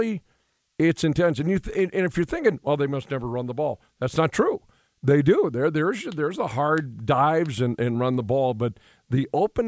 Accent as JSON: {"language": "English", "town": "Williston", "region": "North Dakota", "country": "United States", "tie": "born or raised there", "said": "growing up in Williston, we were a couple hours south of Regina, Saskatchewan."}